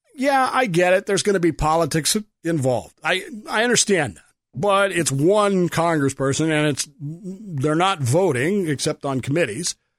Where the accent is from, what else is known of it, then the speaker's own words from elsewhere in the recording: Oklahoma, United States; I was born in Oklahoma